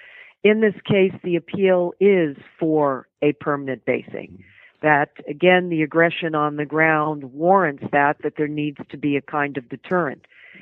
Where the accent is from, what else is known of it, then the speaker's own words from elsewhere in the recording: Virginia, United States; I grew up in Virginia. In fact, I attended Thomas Jefferson High School